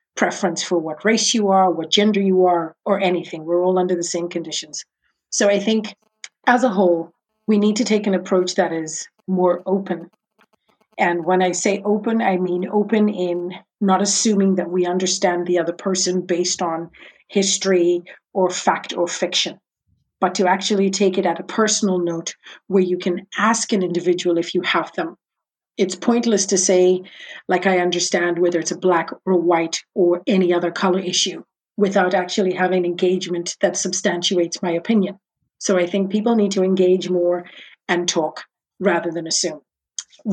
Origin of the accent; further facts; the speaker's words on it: Harare, Zimbabwe; moved away as an adult; also born or lived in United States; I was born in Harare, Zimbabwe.